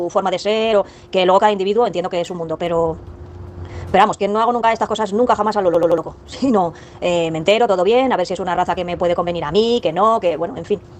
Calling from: Madrid, Community of Madrid, Spain; de Madrid.

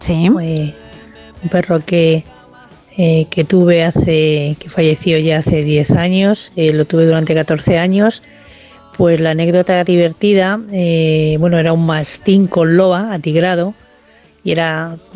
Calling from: Madrid, Community of Madrid, Spain; Hola, buenas noches. … de Madrid.

